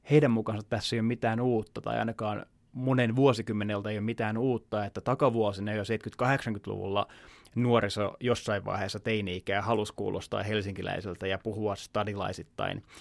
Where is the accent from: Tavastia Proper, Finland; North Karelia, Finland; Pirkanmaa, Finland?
Pirkanmaa, Finland; Tampere; Mä en osaa puhua Tamperetta, vaikka mä oon kasvanut Tampereella, mä oon tamperelaista perheestä.